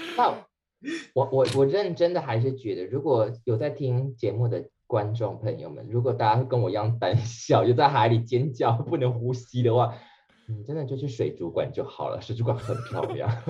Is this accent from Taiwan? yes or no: yes; Penghu County, Taiwan; 你们知道我是澎湖人嘛